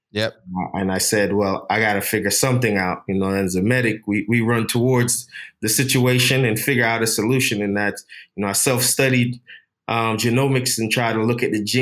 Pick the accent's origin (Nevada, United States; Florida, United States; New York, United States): Florida, United States; But um, growing up in Florida, a heavy Jewish community, I, I, I started be exposed to some of the um, you know, the, the, the, racial undertones of just being a minority kid growing up in a Jewish neighborhood.